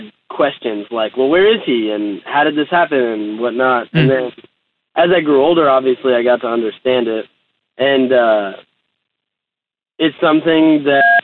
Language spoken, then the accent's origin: English; United States; I grew up in like just outside of New York City